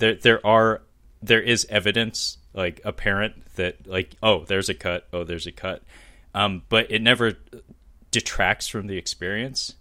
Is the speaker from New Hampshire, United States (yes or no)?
no; Seattle, Washington, United States; I'm born and raised in Seattle